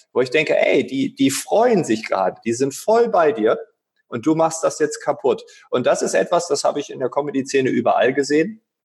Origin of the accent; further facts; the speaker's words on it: East Frisia, Lower Saxony, Germany; moved away; in meiner Heimat Ostfriesland